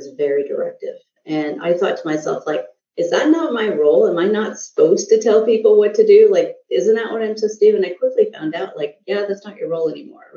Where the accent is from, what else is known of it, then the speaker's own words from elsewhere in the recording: Montreal, Quebec, Canada; also born or lived in India (ancestry) / Southern United States; now in United States; So I actually grew up in French Canada. So I grew up in Montreal